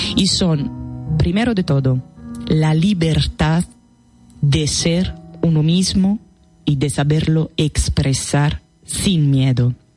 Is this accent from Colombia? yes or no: no; Italy; Spanish is a second language; now in Spain; soy extranjera. bueno, sí, soy italiana, soy italiana